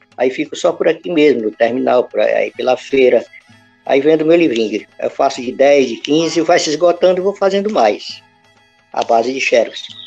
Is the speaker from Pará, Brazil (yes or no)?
yes; Santa Maria do Pará, Pará, Brazil; also born or lived in Vigia de Nazaré; cidadezinha onde eu nasci